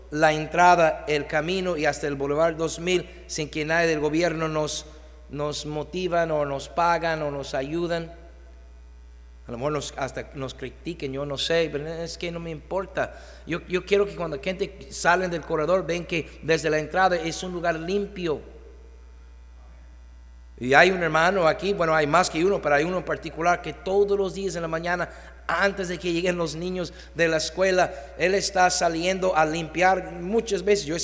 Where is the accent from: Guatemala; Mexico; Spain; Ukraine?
Mexico; Llegar tarde no es excelente pues somos mexicanos y así es México.